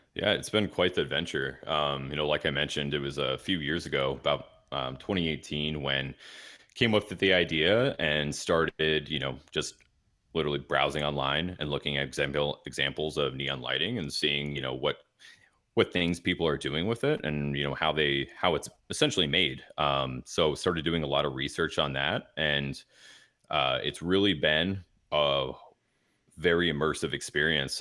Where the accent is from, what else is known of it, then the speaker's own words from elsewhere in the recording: Dallas, Texas, United States; moved away as an adult; now in Milwaukee, United States; I'm originally from Dallas, Fort Worth, Texas